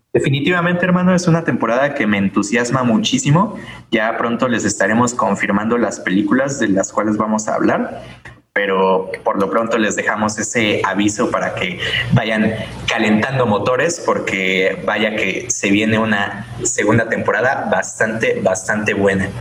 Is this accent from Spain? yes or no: no; Mexico; somos mexicanos